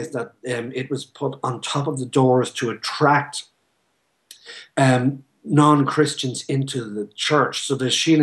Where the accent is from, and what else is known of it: Ireland